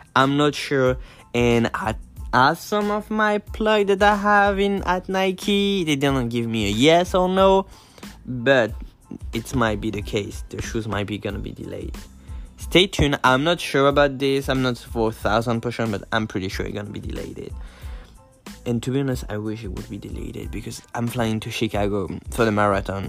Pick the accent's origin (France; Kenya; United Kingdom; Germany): France; also born or lived in Brooklyn, New York City, United States; now in New York City, United States; I'm from France